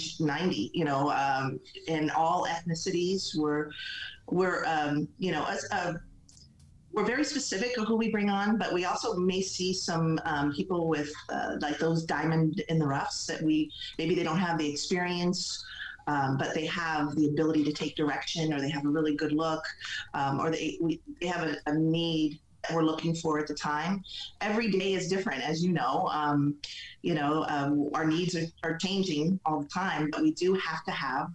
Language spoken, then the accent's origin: English; Arizona, United States; also born or lived in San Diego; I grew up in Arizona, born and raised